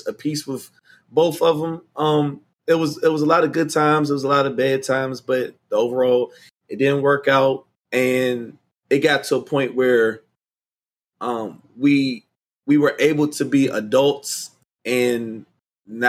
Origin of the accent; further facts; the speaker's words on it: Washington, District of Columbia, United States; I grew up in, born, raised, and still reside in Washington, D.C.